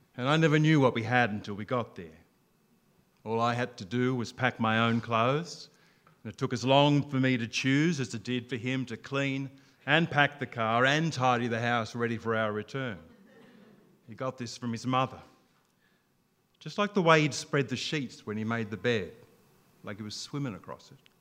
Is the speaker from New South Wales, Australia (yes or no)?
yes; Albury, New South Wales, Australia; I was from Albury on the Murray, north and south.